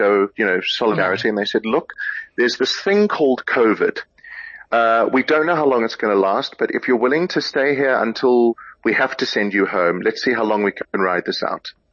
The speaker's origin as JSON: {"language": "English", "country": "South Africa", "said": "being a South African with a Tony Award"}